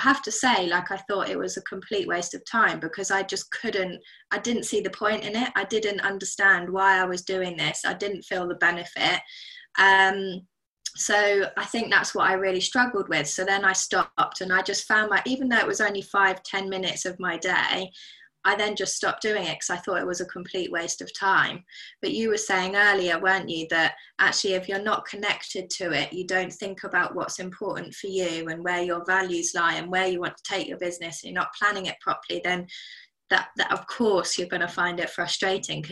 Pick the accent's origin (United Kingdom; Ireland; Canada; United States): United Kingdom; As a British citizen